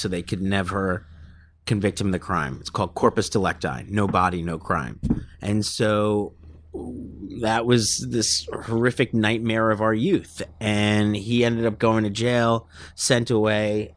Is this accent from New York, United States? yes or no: yes; New York City, New York, United States; born or raised there